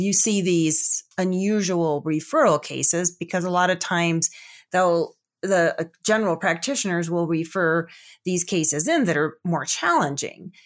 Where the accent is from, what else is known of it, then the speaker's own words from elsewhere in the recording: Chicago, Illinois, United States; also born or lived in Colorado / Pocatello, Idaho / Salt Lake City, Utah; now in Denver, United States; I grew up actually back in the Chicago area, but we were on the outskirts, so we had about five acres